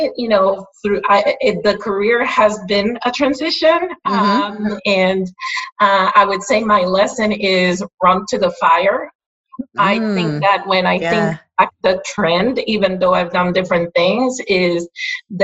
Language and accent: English; Puerto Rico; first language Spanish; English is a second language; moved away as an adult; also born or lived in New Jersey, United States; I am from Puerto Rico